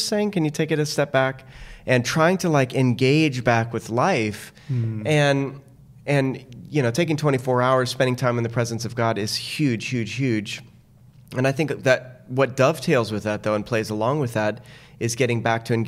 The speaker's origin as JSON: {"language": "English", "town": "Tucson", "region": "Arizona", "country": "United States", "tie": "born or raised there", "said": "I grew up in Tucson without a pool"}